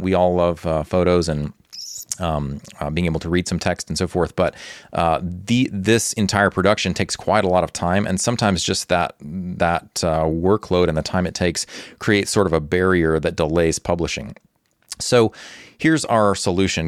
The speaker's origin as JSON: {"language": "English", "region": "Texas", "country": "United States", "tie": "born or raised there", "moved": "yes", "lives_now": "Ukraine", "said": "Although I was born in Texas, Ukraine has been my home for more than two decades"}